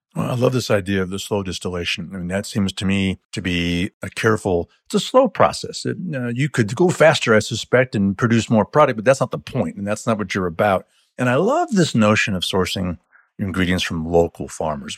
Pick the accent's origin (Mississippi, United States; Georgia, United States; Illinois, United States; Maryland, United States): Illinois, United States; my home state of Illinois